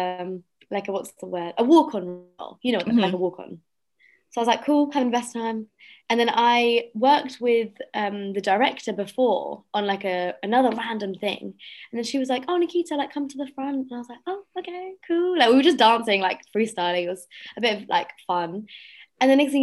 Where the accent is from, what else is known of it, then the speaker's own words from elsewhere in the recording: London, United Kingdom; I'm British because I was born and raised here